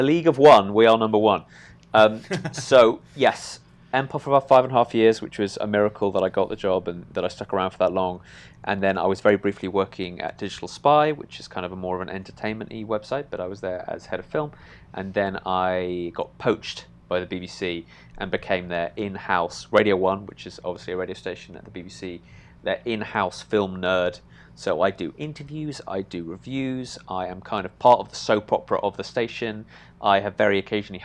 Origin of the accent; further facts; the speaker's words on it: United Kingdom; as a Brit